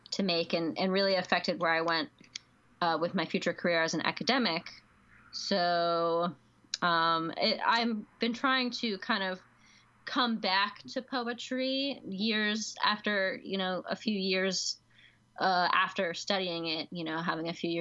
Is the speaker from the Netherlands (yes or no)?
no; Catonsville, Maryland, United States; I am from Baltimore, the Baltimore area. I grew up in like Arbutus, Catonsville area